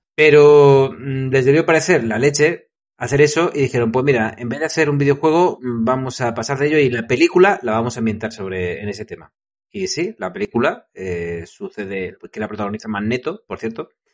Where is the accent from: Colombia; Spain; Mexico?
Spain; Madrid, Community of Madrid; Yo soy de Madrid